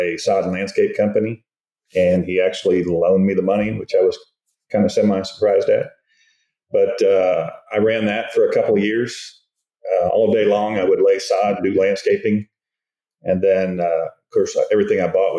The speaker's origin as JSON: {"language": "English", "town": "Melbourne", "region": "Florida", "country": "United States", "tie": "born or raised there", "moved": "as an adult", "lives_now": "Dallas, United States", "said": "I am actually from Melbourne, Florida, and I grew up and was raised there"}